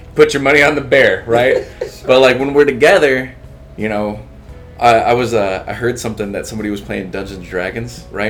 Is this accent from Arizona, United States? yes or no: no; Texas, United States; I grew up in Texas, I grew up in a barrio neighborhood